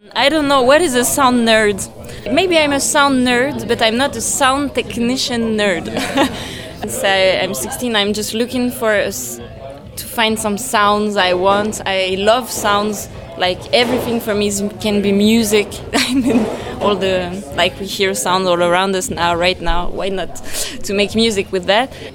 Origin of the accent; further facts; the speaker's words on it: Paris, Île-de-France, France; English is a second language; I come from France, Paris. I mean, I was born there